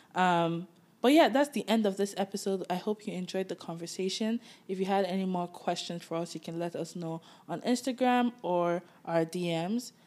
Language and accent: English; Nigeria; moved away as an adult; now in Toronto, Canada; growing up in Nigeria